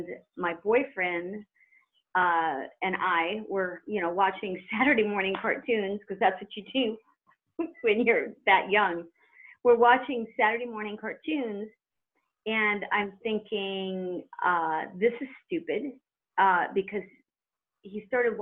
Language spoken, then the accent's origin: English; Redondo Beach, California, United States; also born or lived in Lawndale, California; I grew up in Redondo Beach